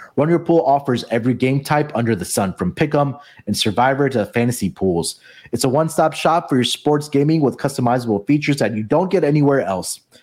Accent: Houston, Texas, United States; my hometown team.

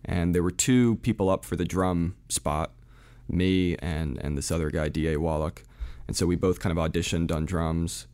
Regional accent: New Jersey, United States; born or raised there; also born or lived in Providence, Rhode Island / France

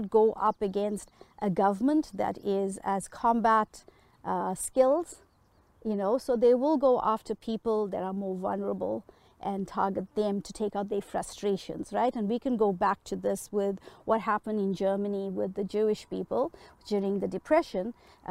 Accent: Durban, KwaZulu-Natal, South Africa; moved away as an adult; now in Manitoba, Canada; I grew up, I was born in South Africa, and I grew up through the apartheid system in South Africa.

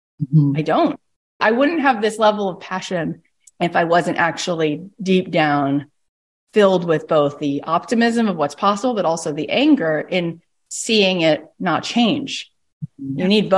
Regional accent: Canada; I'm a mom. I had a baby earlier. Why? I'm also Canadian.

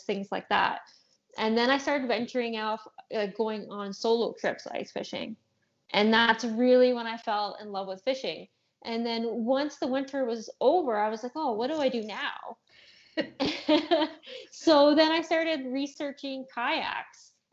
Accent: Ontario, Canada; I'm from Ontario, Canada

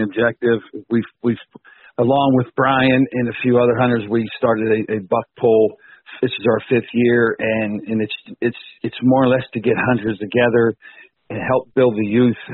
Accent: Pittsburgh, Pennsylvania, United States; I'm from Pittsburgh, Pennsylvania

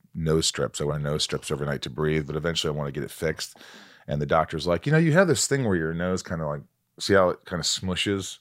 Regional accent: Newburgh, Indiana, United States; I grew up in a small town called Newburgh, near Evansville, Indiana.

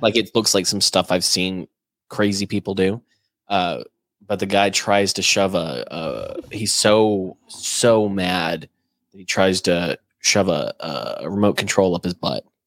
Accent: United States

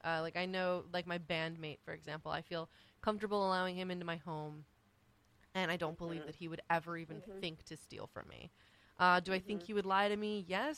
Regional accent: Mykonos, South Aegean, Greece; I grew up in Greece, in Mykonos, Greece.

